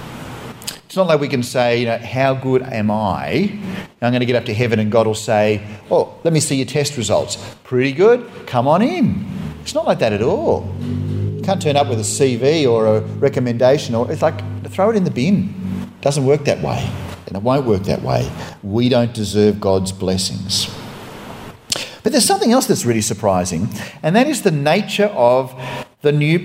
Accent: Australia

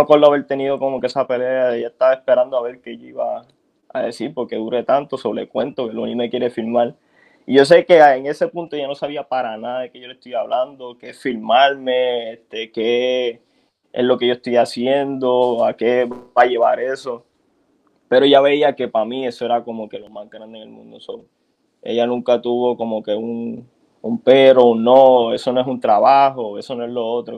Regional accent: San Juan, Puerto Rico; also born or lived in Carolina, Puerto Rico; yo me crié mis primeros años en Santurce

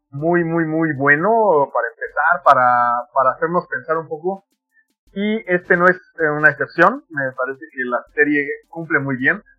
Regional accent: Mexico; este bagaje cultural que tenemos como mexicanos muy pegados a Estados Unidos

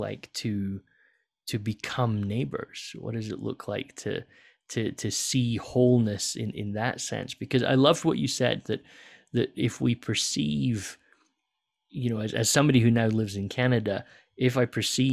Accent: Scotland, United Kingdom; moved away; I grew up in Scotland

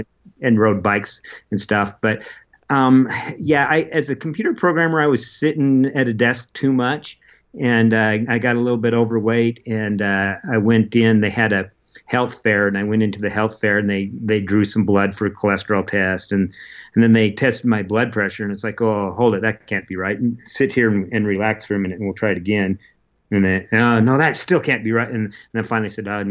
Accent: Utah, United States; also born or lived in Oregon / Alaska; I was only 3 years old when we moved to Utah

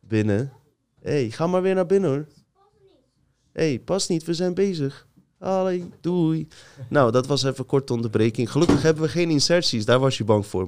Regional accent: Bosnia & Herzegovina; now in Netherlands; Ik ga naar Bosnië, mijn geboorteland

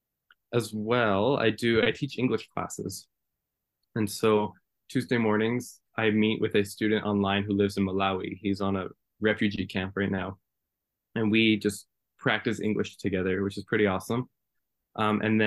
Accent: Lethbridge, Alberta, Canada; also born or lived in Spruce Grove, Alberta; now in Edmonton, Canada; I grew up in Lethbridge, and then I moved to Spruce Grove, which is just beside Edmonton.

